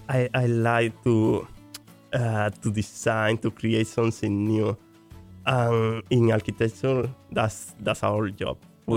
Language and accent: English; Dominican Republic; English is a second language; moved away as an adult; now in Canada; My expectation before I came, it could be a challenge because I was changing my home country. But at the same time, I had some experience as an international student because I spent around 2 years in Spain as an international student. After that, I returned to Dominican Republic.